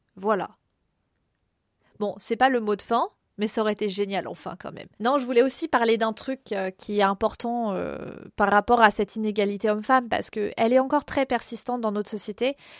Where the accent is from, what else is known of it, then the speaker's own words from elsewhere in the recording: France; Nous, les Français